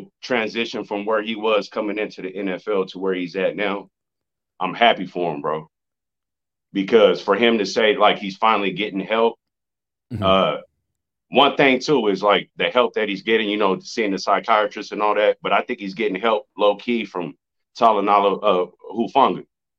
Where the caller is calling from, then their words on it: San Bernardino, California, United States; San Bernardino, California. I've been on with you a couple times.